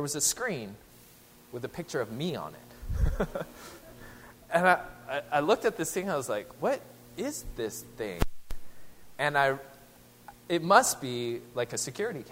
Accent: Seattle, Washington, United States; moved away; I'm originally from the Seattle area

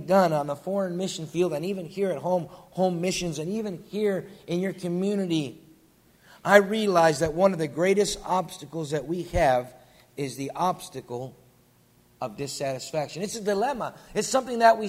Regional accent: western New York, United States; moved away as an adult; deer hunting together in western New York where I grew up.

